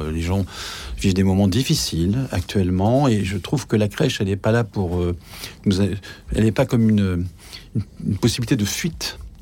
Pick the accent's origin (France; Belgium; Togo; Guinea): France; the North, Hauts-de-France; je suis du Nord, donc il y avait aussi la fête de, Saint-Nicolas.